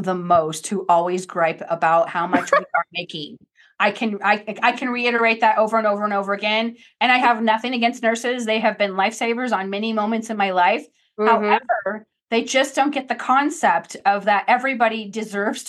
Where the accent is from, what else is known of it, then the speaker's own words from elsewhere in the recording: Redondo Beach, California, United States; in Los Angeles, where I'm from, I grew up in Redondo Beach.